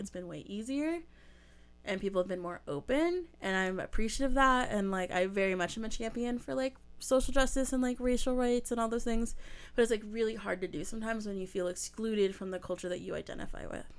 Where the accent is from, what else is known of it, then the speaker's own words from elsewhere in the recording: Southern California, United States; my dad's from the South, but we live in Southern California